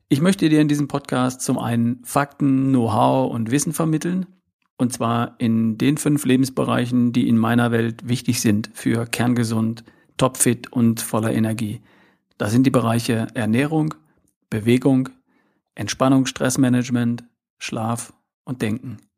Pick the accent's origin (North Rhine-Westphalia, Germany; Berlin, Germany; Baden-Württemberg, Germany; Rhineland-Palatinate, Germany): North Rhine-Westphalia, Germany; keinen schwäbischen Akzent habe, dann liegt das daran, dass ich aus Ostwestfalen komme. Also ich bin geboren irgendwo in der Nähe zwischen Hannover und Bielefeld am Wiengebirge, um genau zu sein.